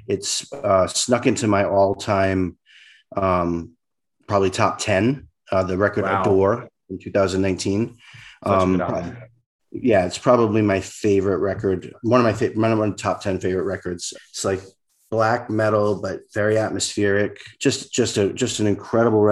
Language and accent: English; outside of Providence, Rhode Island, United States; now in Los Angeles, United States; in Providence where I grew up, or I grew up outside of Providence